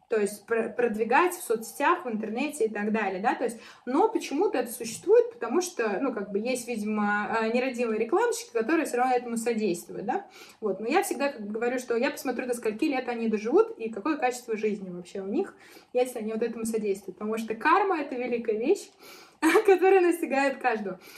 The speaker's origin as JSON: {"language": "Russian", "town": "Arzamas", "region": "Nizhny Novgorod Oblast", "country": "Russia", "tie": "born or raised there", "moved": "as an adult", "lives_now": "Moscow, Russia", "said": "я уехала там из Нижнего Новгорода, из Арзамаса, из своего родного города, да, то есть я переехала в Москву"}